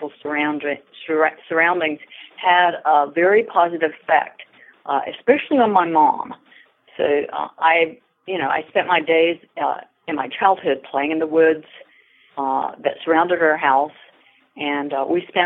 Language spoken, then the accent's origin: English; Wilmington, North Carolina, United States; I graduated from the University of North Carolina, Wilmington campus, where my hometown is.